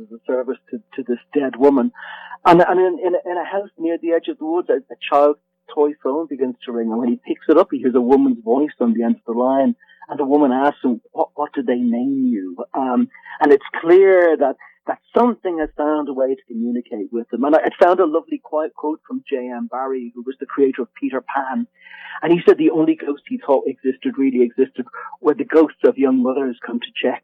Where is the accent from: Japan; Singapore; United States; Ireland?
Ireland; Dublin, Leinster; I'm Irish, and I grew up in Dublin